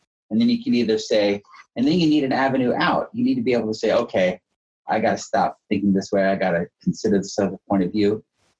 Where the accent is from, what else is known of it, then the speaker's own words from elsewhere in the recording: Alabama, United States; moved away; I grew up in Alabama, and I was at a friend's house in high school